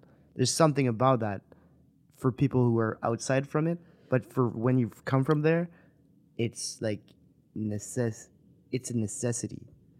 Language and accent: English; the Maritimes, Canada; I grew up in the Maritimes too, so being in the city for me sometimes is very. It chokes me a bit.